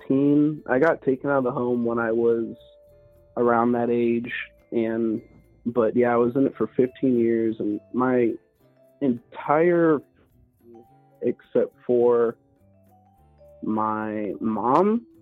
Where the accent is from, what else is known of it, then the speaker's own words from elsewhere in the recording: Bronx, New York, United States; born there; even though I was born in the Bronx, when you're adopted by a bunch of, like, white people from the Midwest, you kind of sound white.